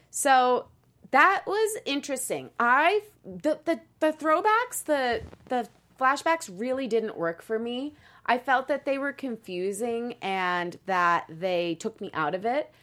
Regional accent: Midwest, United States; Krista and I just found out we're both from the Midwest

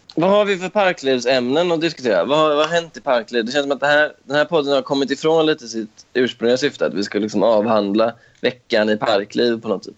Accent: Stenungsund, Västra Götaland, Sweden; moved away as an adult; also born or lived in Ödsmål; now in Stockholm, Sweden; att bara vara hemma i Stenungsund igen.

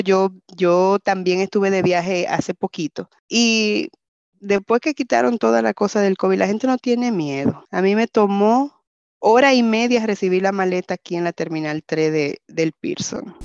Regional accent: Cibao, Dominican Republic; moved away; como buena cibaeña

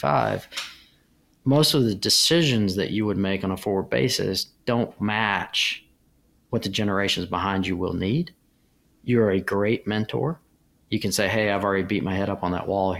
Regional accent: United States; You grow up in America

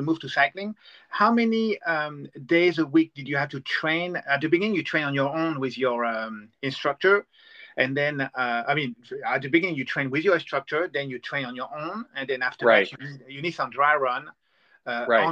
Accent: France; I'm from France

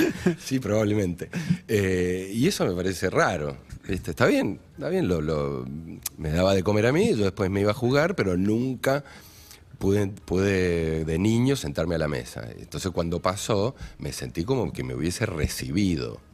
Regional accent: Maipú, Mendoza, Argentina; yo soy, primero que soy de Maipú, de Mendoza, me crié en la tierra, en baldíos

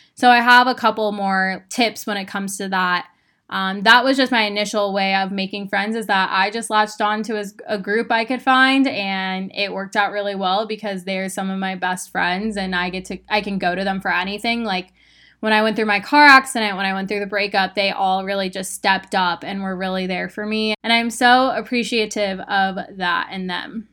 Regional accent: Phoenix, Arizona, United States; moved away as an adult; now in Austin, United States; I grew up in Phoenix, Arizona. I had been there my entire life.

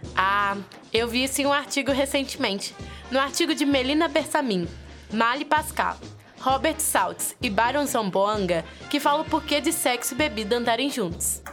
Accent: Minas Gerais, Brazil; Sou mineira com muito orgulho

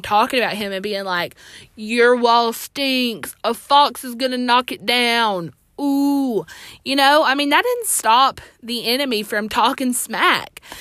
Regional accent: Alabama, United States; I'm from Alabama

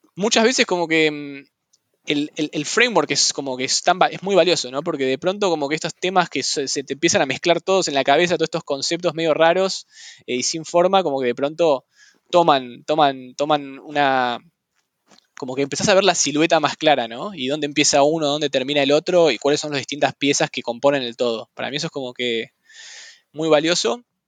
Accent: Buenos Aires, Argentina; moved away as an adult; also born or lived in San Francisco; now in Mill Valley, United States; siempre nací en Buenos Aires y viví en Buenos Aires toda mi vida

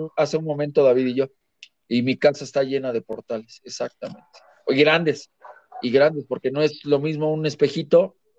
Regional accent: Mexico City, Mexico; Yo soy de la Ciudad de México

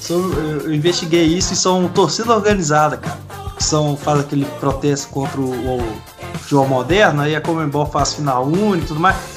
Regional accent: Rio de Janeiro, Brazil

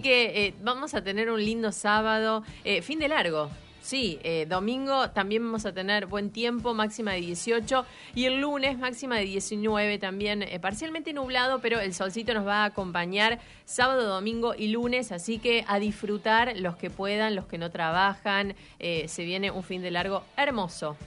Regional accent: Río Cuarto, Córdoba, Argentina; moved away; soy de Córdoba, de Río Cuarto. Mi familia estaba allá

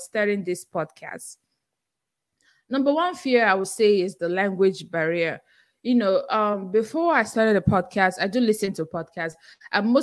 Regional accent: Nigeria; accent: Nigerian; English is a second language; now in United States; I still have my Nigerian accent and I'm very proud of it

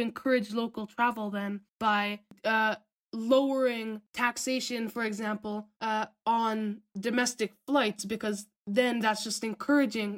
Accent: Vermont, United States; moved away; I'm from Vermont.

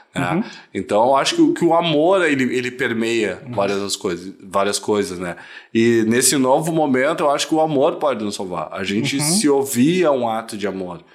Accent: Gravataí, Rio Grande do Sul, Brazil; eu sou de Gravataí

